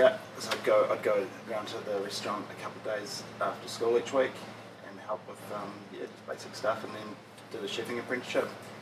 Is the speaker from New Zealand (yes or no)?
yes; Auckland, New Zealand; I grew up in Auckland.